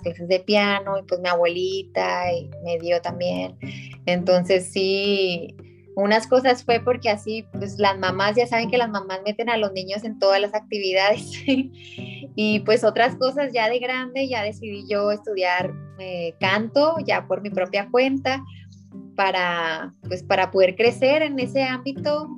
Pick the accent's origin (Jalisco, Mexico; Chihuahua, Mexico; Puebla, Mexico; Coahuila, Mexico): Coahuila, Mexico; Ciudad Acuña; soy de Ciudad Acuña, Coahuila, el norte de, México, estamos en frontera con Estados Unidos